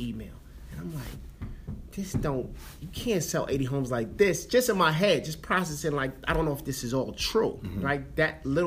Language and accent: English; New York City, New York, United States; I'm from the Bronx, New York